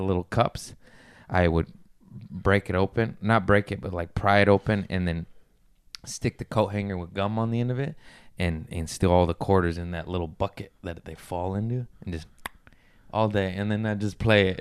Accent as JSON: {"language": "English", "town": "Las Vegas", "region": "Nevada", "country": "United States", "tie": "born or raised there", "said": "I grew up in Vegas"}